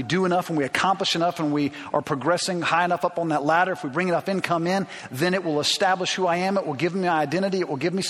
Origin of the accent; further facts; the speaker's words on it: Alabama, United States; I grew up in Alabama